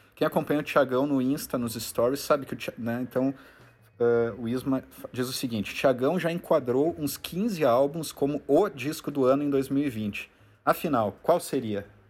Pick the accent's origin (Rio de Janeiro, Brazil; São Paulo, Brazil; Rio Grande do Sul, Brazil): Rio Grande do Sul, Brazil; como a gente é gaúcho, aqui do Rio Grande do Sul